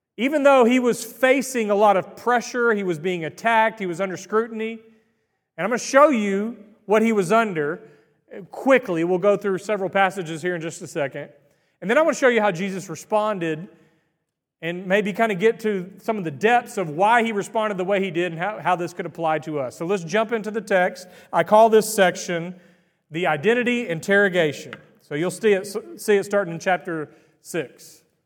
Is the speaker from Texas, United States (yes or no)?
yes; Greenville, Texas, United States; I was born and raised in Greenville, Texas